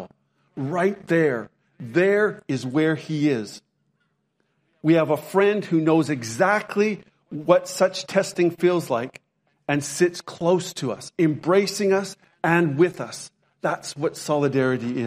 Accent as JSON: {"language": "English", "town": "Lethbridge", "region": "Alberta", "country": "Canada", "tie": "born or raised there", "said": "When I was growing up in Canada, my hometown was Lethbridge, Alberta, Canada"}